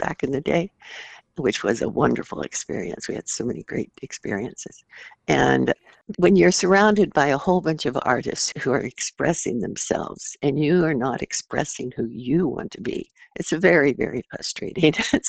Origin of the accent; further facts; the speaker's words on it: San Francisco Bay Area, California, United States; moved away as an adult; now in Florida, United States; I'm from the San Francisco Bay Area. I was raised on American history, like every kid is.